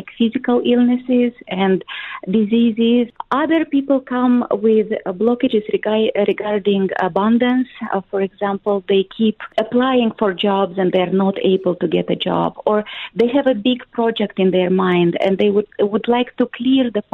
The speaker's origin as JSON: {"language": "English", "country": "Moldova", "said": "I come from Moldova. It's a small country in Eastern Europe."}